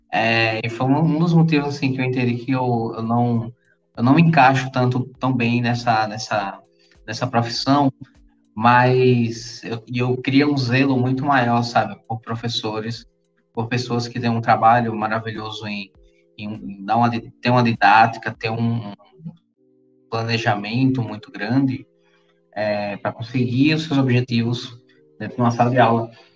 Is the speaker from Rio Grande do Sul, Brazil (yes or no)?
no; Maceió, Alagoas, Brazil; now in Recife, Brazil; Eu sou natural lá de Maceió, lá de Alagoas. Moro hoje em Pernambuco, aqui no Recife